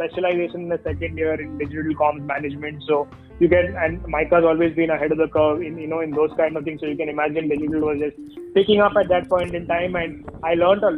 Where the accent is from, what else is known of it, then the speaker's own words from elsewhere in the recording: Mumbai, Maharashtra, India; I am from Mumbai